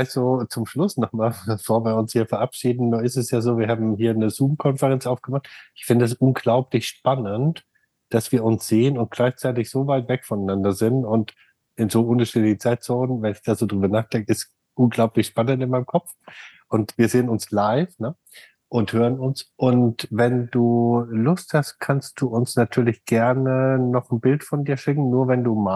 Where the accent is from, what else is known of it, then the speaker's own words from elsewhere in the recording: Germany; now in United States; oh, wir kommen ja alle aus Deutschland